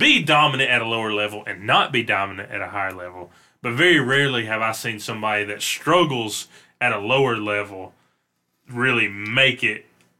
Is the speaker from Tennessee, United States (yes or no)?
yes; Memphis, Tennessee, United States; moved away; And even though I was born in Memphis